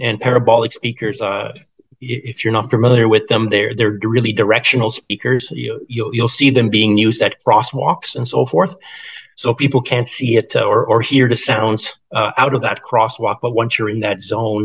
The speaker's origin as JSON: {"language": "English", "country": "Canada", "said": "Being a Canadian"}